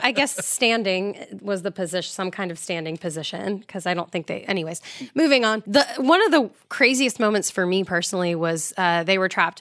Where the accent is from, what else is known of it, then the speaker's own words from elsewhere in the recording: Florida, United States; I'm from Florida